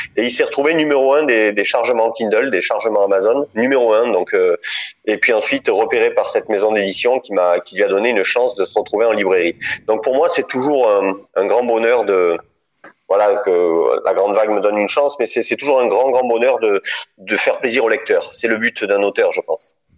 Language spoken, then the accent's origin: French; Draguignan, Provence-Alpes-Côte d'Azur, France; accent: accent du sud; moved away as an adult; also born or lived in Nice / Paris / Dordogne; je viens de Draguignan en fait. Euh, à la base, je suis de, tu vois, pas loin de, de Nice. Je, je, viens de Draguignan. J'ai fait mes études à Nice et je suis né à Draguignan dans une petite ville du Var